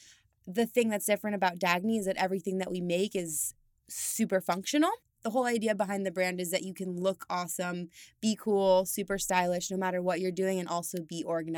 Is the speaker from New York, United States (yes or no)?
no; Steamboat Springs, Colorado, United States; I'm from Colorado. So I come from the mountains. I'm from a small town called Steamboat Springs. And I grew up basically just being an outdoorsy kind of girl.